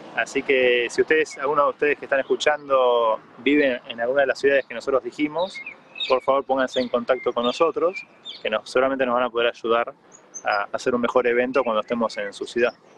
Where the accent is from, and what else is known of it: Argentina